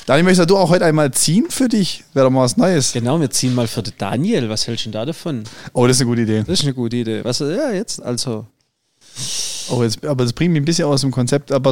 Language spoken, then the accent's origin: German; Baden-Württemberg, Germany; Als Schwabe ist jedes Bier, das du nicht bezahlen musst, ein gutes Bier.